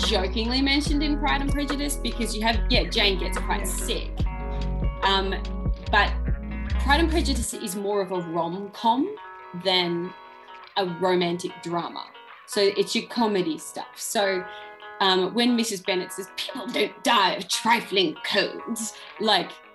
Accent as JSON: {"language": "English", "town": "Ballarat", "region": "Victoria", "country": "Australia", "tie": "born or raised there", "said": "my hometown, Ballarat"}